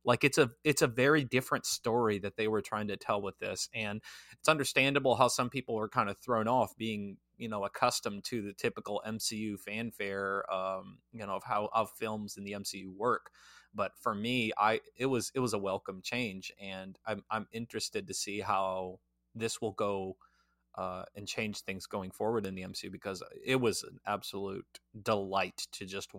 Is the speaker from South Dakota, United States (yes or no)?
yes; South Dakota, United States; South Dakota represent. Seeing South Dakota, yeah, my home state, on screen was wild.